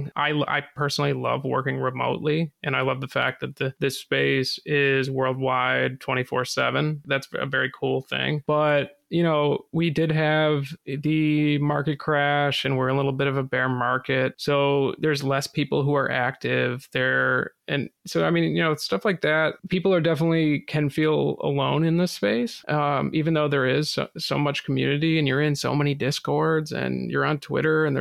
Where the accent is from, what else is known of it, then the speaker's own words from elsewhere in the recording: New England, United States; I'm from New England